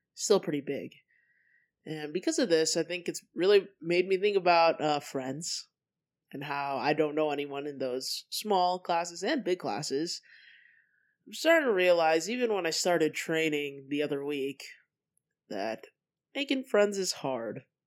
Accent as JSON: {"language": "English", "region": "Colorado", "country": "United States", "tie": "born or raised there", "also_born_or_lived": "California", "moved": "as an adult", "said": "I moved to Colorado from California"}